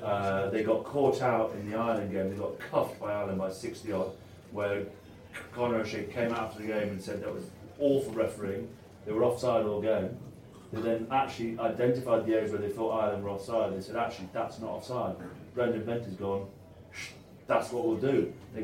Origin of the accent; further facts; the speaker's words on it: Italy; And it's fascinating to watch from an Italian perspective. I grew up in Italy.